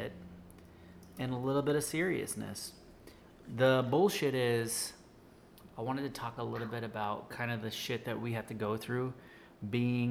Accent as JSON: {"language": "English", "region": "Florida", "country": "United States", "said": "we're from Florida"}